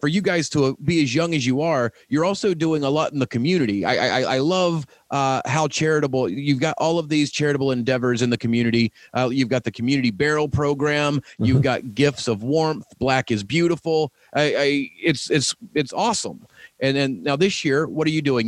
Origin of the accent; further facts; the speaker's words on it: the South, United States; moved away; I'm from the South originally